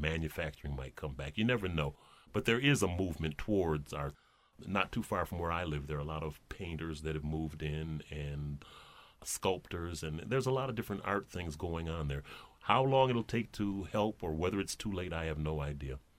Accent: Flint, Michigan, United States; now in Detroit, United States; when I grew up in Flint

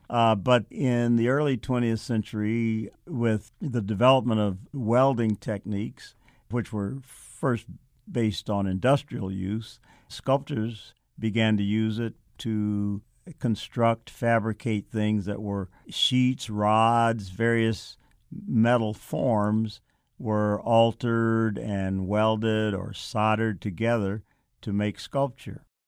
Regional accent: Chicago, Illinois, United States; Growing up in Chicago, I, uh, was fortunate to have a mother who had a great interest in the arts

